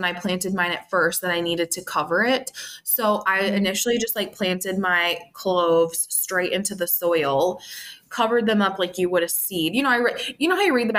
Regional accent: Minnesota, United States; moved away as an adult; now in Northwest Illinois, United States; I don't live in Minnesota anymore. I'm in Northwest Illinois, but I grew up in Minnesota

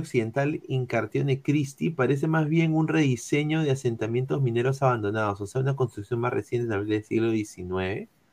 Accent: Peru; Los ovnis llegan a mi Perú.

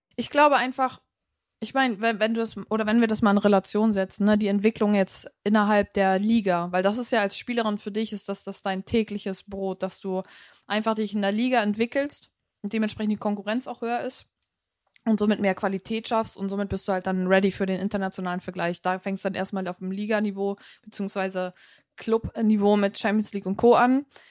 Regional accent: Germany; bei uns in Deutschland

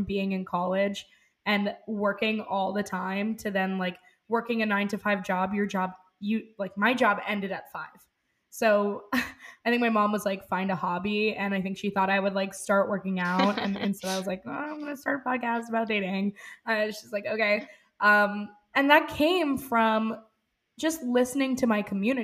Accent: New York City, New York, United States; I'm 25 years old, born and raised in New York City

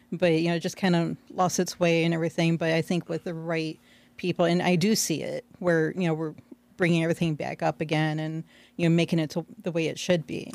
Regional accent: Aurora, United States; I was born and raised in Aurora, east side of Aurora

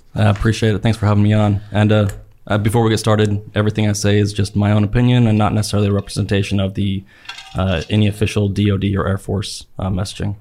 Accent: Salt Lake Valley, Utah, United States; moved away; I grew up in the Salt Lake Valley in, like, the late eighties and the nineties.

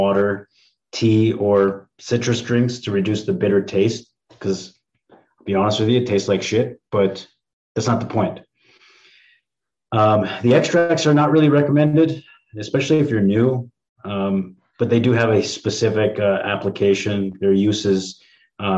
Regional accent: East Coast, United States; I'm from the East Coast too

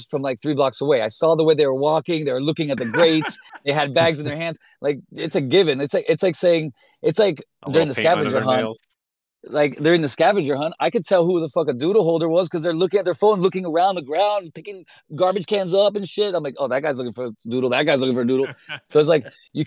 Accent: Miami, Florida, United States; moved away as an adult; also born or lived in Brooklyn; now in New York, United States; I grew up in Miami. I grew up as a graffiti writer since I was like 13 years old. I was just incredibly embedded in this culture here until I left at 18

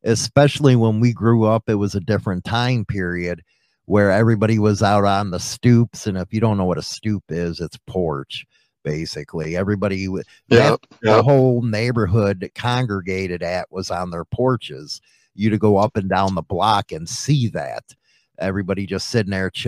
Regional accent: Chicago, Illinois, United States; We're both from Chicago.

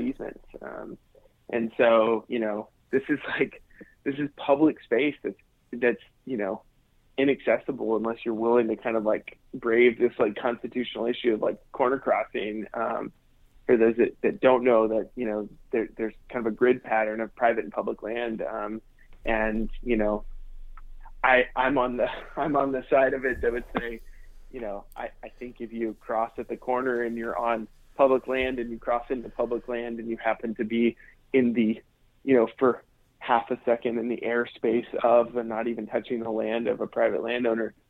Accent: United States; being American

